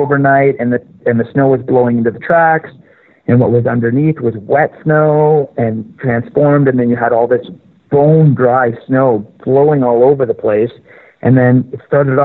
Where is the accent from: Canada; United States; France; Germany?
Canada; I'm Canadian